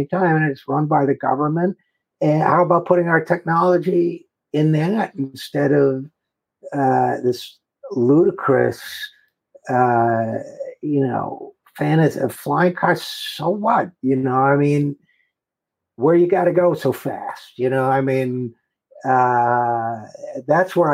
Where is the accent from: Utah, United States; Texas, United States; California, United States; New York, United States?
New York, United States; Utica; moved away; my hometown of Utica, New York, going there, hadn't been there in 40 years